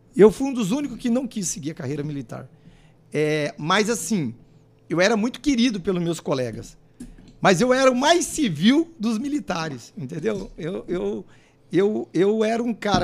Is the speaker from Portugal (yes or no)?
no; Londrina, Paraná, Brazil; Eu nasci em Londrina